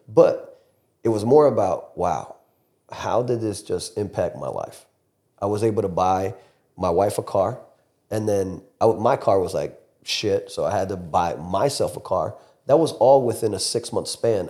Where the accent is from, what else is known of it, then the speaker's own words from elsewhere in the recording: Fort Lauderdale, Florida, United States; moved away; I'm born and raised in Fort Lauderdale, Miami area, so Broward to Dade County